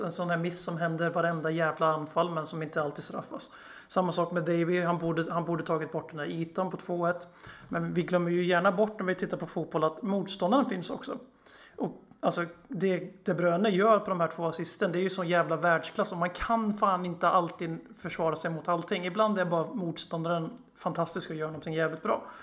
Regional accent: Sweden; also born or lived in Eskilstuna; Vi är svenskar, vi sitter i Sverige

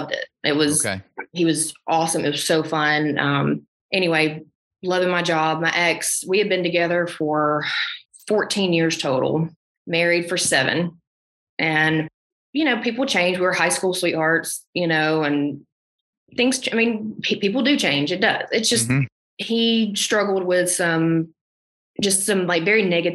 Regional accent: Alabama, United States; moved away as an adult; now in Nashville, United States; I've never moved away from my small town. And then I moved to Nashville from Alabama

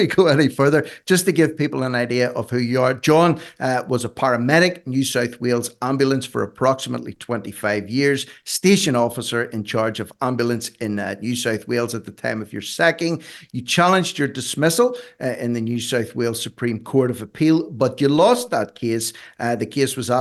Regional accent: Ireland; I'm an Irishman.

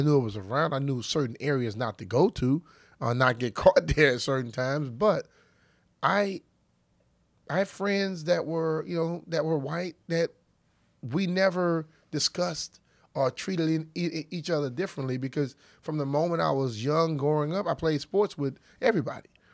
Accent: Louisiana, United States; I'm a young African-American kid growing up in Louisiana back in those days

